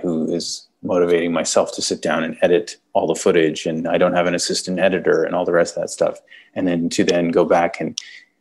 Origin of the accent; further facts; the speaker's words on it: Canada; accent: Canadian; I'm Canadian